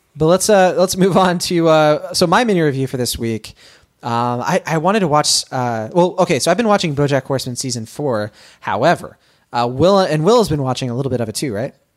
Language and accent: English; Boston, Massachusetts, United States; It's my hometown.